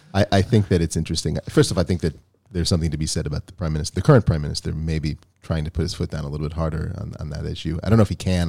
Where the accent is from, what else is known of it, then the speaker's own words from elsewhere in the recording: United States; now in Israel; we come from the United States